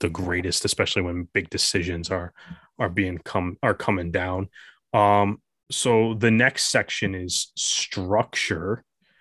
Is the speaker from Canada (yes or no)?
yes; Canada; as a Canadian